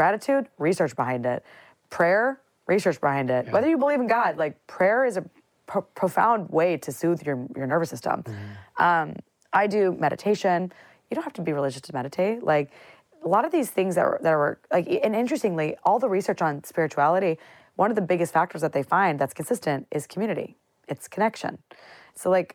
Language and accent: English; central Illinois, United States; I grew up in a very central Illinois town